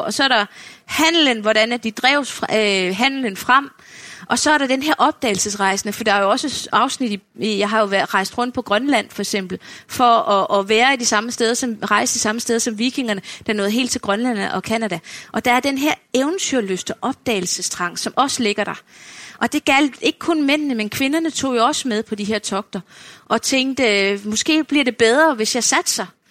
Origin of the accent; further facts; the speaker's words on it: Funen, Southern Denmark, Denmark; nu er jeg jo selv fynbo